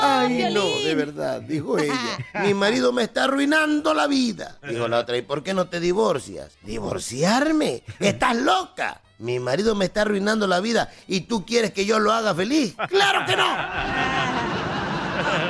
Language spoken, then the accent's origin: Spanish; Acapulco, Guerrero, Mexico; mi pueblo, Acapulco